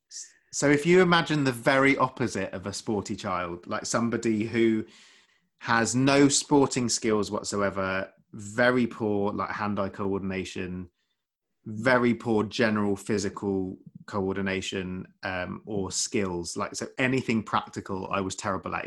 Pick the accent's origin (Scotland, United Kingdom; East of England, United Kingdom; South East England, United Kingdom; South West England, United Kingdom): East of England, United Kingdom; Essex; moved away as an adult; also born or lived in London; now in West Sussex, United Kingdom; I grew up in, I grew up in Essex